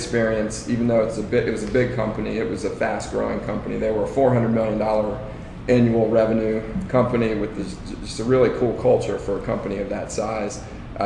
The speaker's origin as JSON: {"language": "English", "area": "Washington, D.C. area", "region": "Northern Virginia", "country": "United States", "tie": "born or raised there", "moved": "as an adult", "lives_now": "Charlotte, United States", "said": "I was born and raised in the Washington, D.C. area in Northern Virginia, actually. And I lived there for about 28 years."}